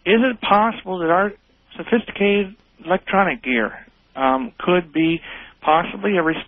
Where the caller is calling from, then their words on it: Mansfield, Ohio, United States; I'm calling from Mansfield, Ohio.